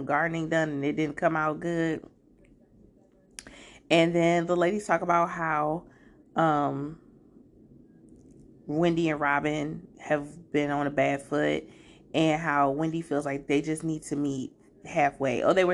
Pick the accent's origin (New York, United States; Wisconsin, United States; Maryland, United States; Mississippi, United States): Maryland, United States; Prince George's County; I grew up in PG County